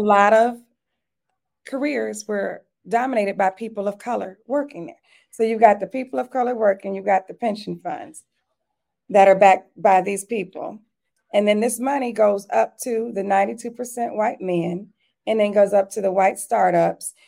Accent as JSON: {"language": "English", "town": "Detroit", "region": "Michigan", "country": "United States", "tie": "born or raised there", "moved": "yes", "lives_now": "Atlanta, United States", "said": "I grew up in Detroit, Michigan"}